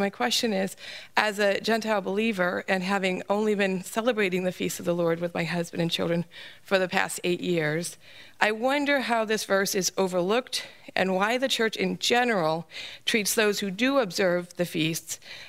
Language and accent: English; Richfield Springs, New York, United States; now in Aberdeen, United States; I'm originally from Richfield Springs, New York.